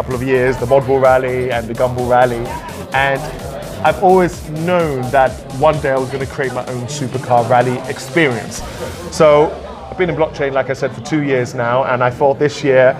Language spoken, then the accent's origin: English; London, United Kingdom; I'm from London. I'm out here in Canada meeting some friends